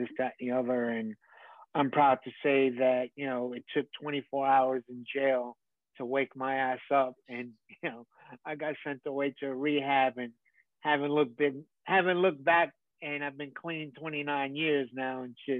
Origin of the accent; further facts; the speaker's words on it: New York City, New York, United States; growing up in the Bronx at that time